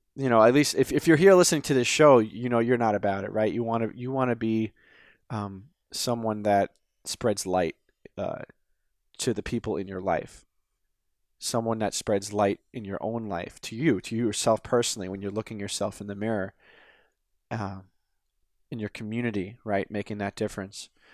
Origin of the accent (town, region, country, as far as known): United States